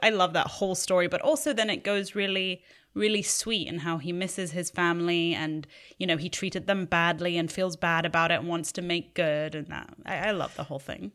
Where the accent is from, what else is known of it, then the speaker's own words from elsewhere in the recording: England, United Kingdom; now in Los Angeles, United States; we grew up in England